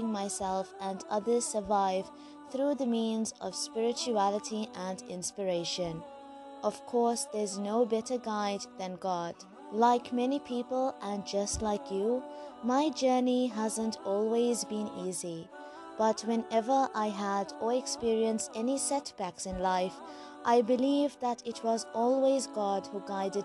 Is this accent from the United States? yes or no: no; South Africa; I'm a South African Muslim, school teacher, life coach, and an avid traveler